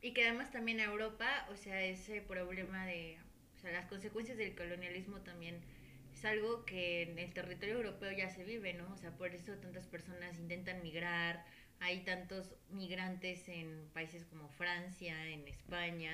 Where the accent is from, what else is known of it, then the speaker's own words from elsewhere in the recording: Mexico; como sociedad mexicana, como país mexicano en el que vivimos